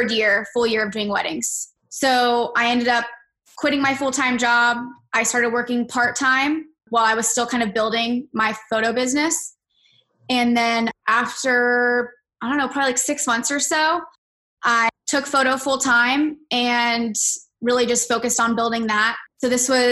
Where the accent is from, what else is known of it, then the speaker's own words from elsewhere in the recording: Orlando, Florida, United States; I grew up in Orlando. I've lived here my whole life.